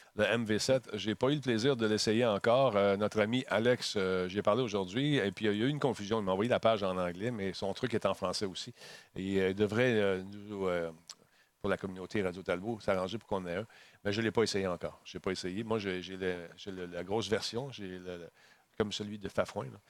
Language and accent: French; Quebec, Canada; chez nous au Québec